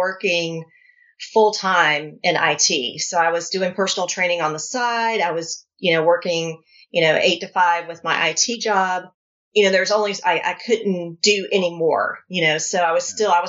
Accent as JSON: {"language": "English", "region": "North Carolina", "country": "United States", "said": "I'm from North Carolina"}